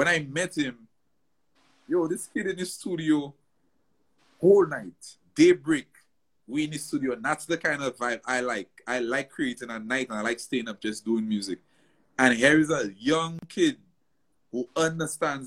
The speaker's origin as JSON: {"language": "English", "country": "St. Lucia", "tie": "born or raised there", "also_born_or_lived": "New York, United States", "moved": "as an adult", "said": "I was born and raised in St. Lucia, lived St. Lucia my whole life"}